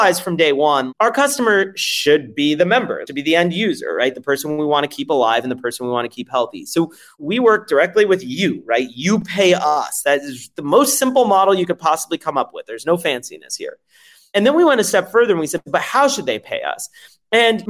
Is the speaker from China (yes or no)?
no; France; now in United States; I'm French originally